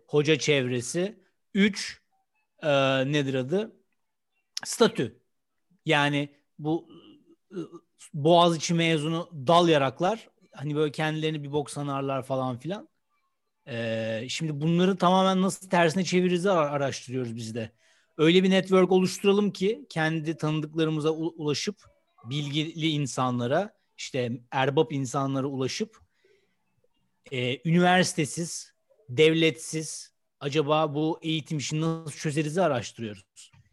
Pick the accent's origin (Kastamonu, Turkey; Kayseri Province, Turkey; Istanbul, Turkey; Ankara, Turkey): Istanbul, Turkey; Ben İstanbulluyum.